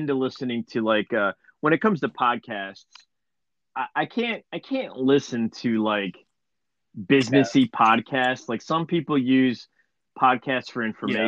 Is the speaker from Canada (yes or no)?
no; Cleveland, Ohio, United States; we're from Cleveland